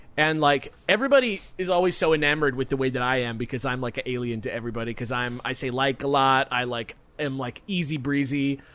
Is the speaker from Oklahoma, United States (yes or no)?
no; Hawthorne, California, United States; that's exactly where we're from. Is right there, Hawthorne.